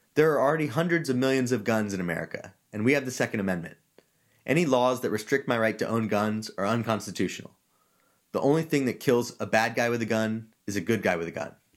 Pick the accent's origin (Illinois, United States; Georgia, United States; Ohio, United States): Georgia, United States; moved away as an adult; now in California, United States; I grew up in Georgia, which, for those who don't know, is a state which likes its guns.